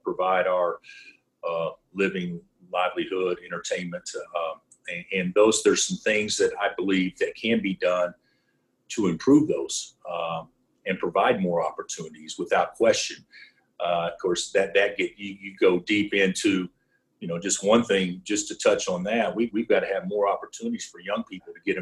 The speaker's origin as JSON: {"language": "English", "region": "Oklahoma", "country": "United States", "tie": "born or raised there", "moved": "yes", "lives_now": "Kansas, United States", "said": "I grew up in Oklahoma."}